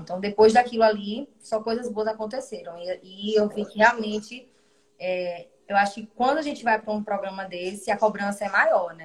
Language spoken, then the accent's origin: Portuguese; Maceió, Alagoas, Brazil; also born or lived in Jaboatão dos Guararapes, Pernambuco; eu nasci em Jaboatão dos Guararapes, né, em Pernambuco, mas muito novinha fui para Maceió, então a minha vida toda foi em Alagoas.